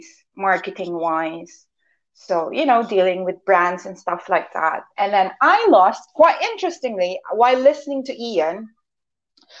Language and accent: English; Philippines; moved away as an adult; also born or lived in Thailand; now in United Kingdom; I grew up in the Philippines. I'm originally from the Philippines